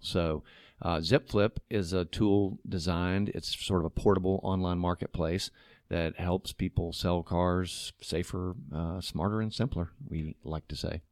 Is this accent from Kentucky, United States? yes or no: no; Chattanooga, Tennessee, United States; also born or lived in New York; I grew up here in Chattanooga